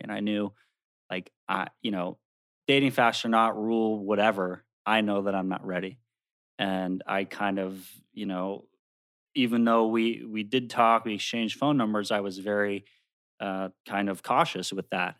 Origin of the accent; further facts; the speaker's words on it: Maryland, United States; now in New Jersey, United States; I'm from Maryland.